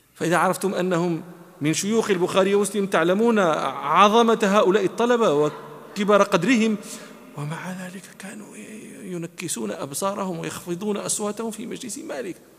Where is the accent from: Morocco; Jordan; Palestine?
Morocco; أنا مغربي